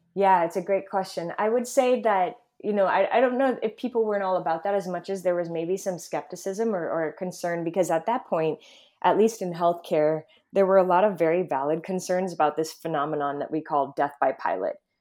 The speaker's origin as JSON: {"language": "English", "region": "Midwest", "country": "United States", "tie": "born or raised there", "also_born_or_lived": "Mid-Atlantic", "moved": "yes", "lives_now": "California, United States", "said": "I'm born and raised in the Midwest"}